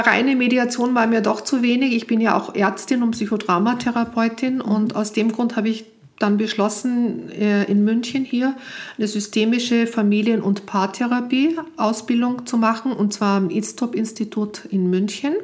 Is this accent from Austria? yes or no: yes; Austria; moved away; als Österreicherin hier auch am Anfang nicht arbeiten durfte